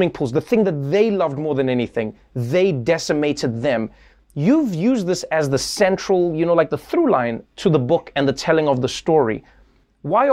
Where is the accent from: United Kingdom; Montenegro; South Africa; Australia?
South Africa; a South African